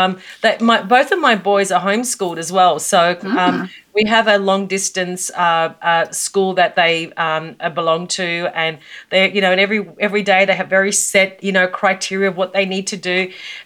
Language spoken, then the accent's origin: English; Australia; also born or lived in Melbourne, Australia; you can tell from my accent that I'm from Australia, and I live in Melbourne, Australia.